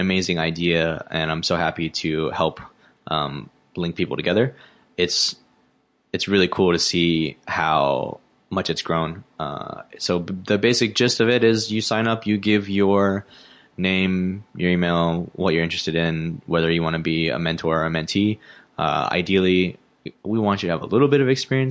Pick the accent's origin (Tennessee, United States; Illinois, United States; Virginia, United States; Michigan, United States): Tennessee, United States; Memphis; moved away as an adult; now in Chicago, United States; I grew up in Memphis, which is a majority black city